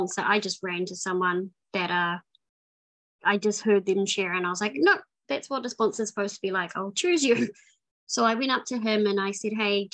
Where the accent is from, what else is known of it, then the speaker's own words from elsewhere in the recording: New Zealand; moved away; I'm from New Zealand. I grew up in New Zealand for most of my life.